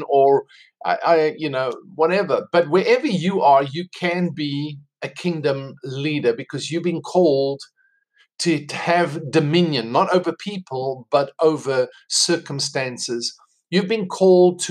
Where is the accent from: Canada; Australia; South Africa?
South Africa; accent: South African; moved away as an adult; now in United States; I'm South African. That's why I have this accent. I don't have American accent. Came to America 2 years ago